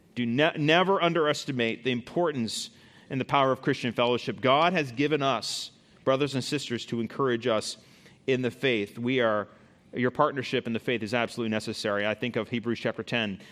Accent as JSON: {"language": "English", "country": "United States"}